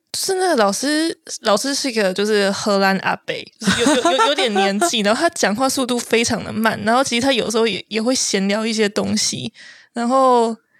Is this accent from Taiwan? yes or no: yes; Taiwan; moved away as an adult; also born or lived in Netherlands; 我是在台湾出生长大，然后我大学的时候也是在台湾读的，可是我有去过加拿大跟法国